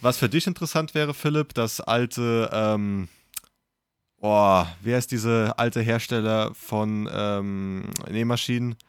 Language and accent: German; Kaiserslautern, Rhineland-Palatinate, Germany; moved away; meiner Heimatstadt, die damals bei mir in der Nähe war